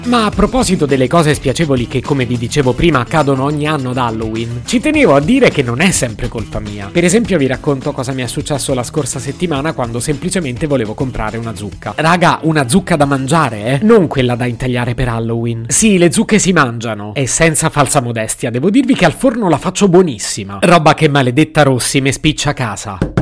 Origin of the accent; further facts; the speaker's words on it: Italy; sono nato in Italia